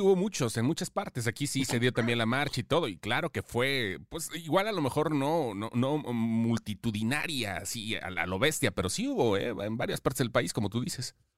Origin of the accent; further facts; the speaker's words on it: Mexico; todos somos mexicanos